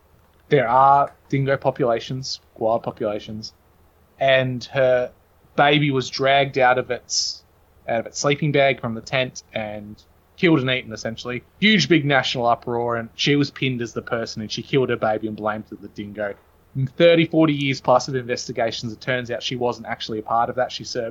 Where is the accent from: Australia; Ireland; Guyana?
Australia; I found it really funny as an Australian